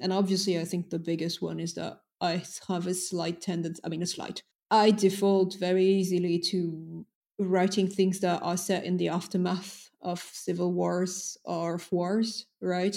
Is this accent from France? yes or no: yes; France; first language French; English is a second language; moved away; also born or lived in United States / London; Then I was raised in France.